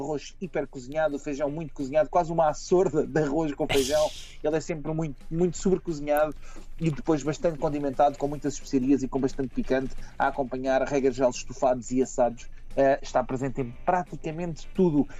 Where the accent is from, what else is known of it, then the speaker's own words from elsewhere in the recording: Portugal; nós portugueses